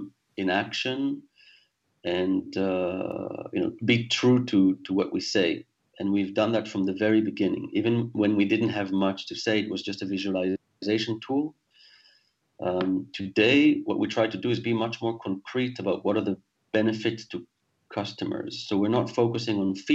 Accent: Israel; moved away as an adult; also born or lived in Singapore / France; now in London, United Kingdom; I was born in Israel, actually, and spent most of my adult life there, but then left when I was 28 years old

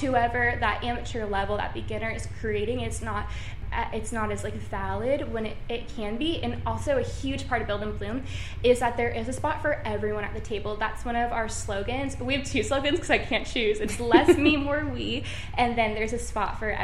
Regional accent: Seattle, Washington, United States; now in New York, United States; I'm from Seattle and then now I live in New York

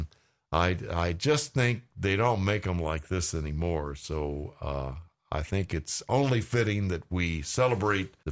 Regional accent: San Antonio, Texas, United States; now in Washington, D.C., United States; my hometown of San Antonio

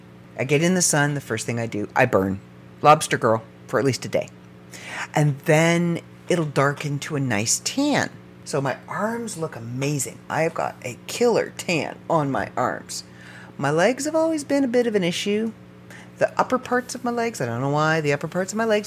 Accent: Canada; I am first-generation Canadian on his side

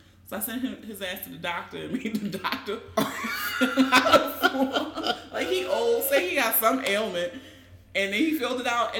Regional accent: Baltimore, Maryland, United States; growing up in Baltimore

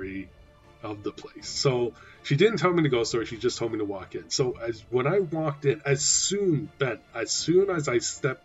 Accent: Chiayi County, Taiwan; moved away; spent some of my childhood growing up in Taiwan

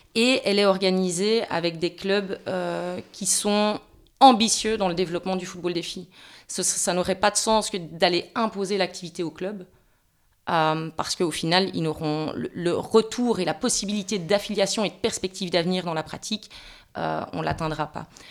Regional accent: Belgium; on est belge

